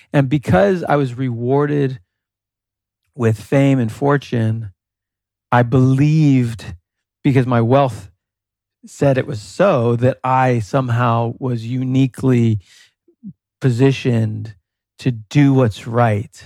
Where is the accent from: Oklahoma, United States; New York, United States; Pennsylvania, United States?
New York, United States; moved away; growing up in New York